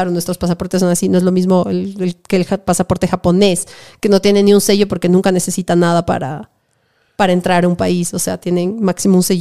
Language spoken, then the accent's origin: Spanish; Ecuador; Sobre todo como ecuatoriana